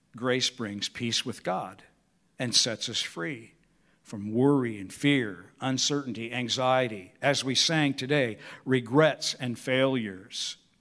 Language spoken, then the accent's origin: English; Peoria, Illinois, United States; growing up on Evergreen Circle in Peoria, Illinois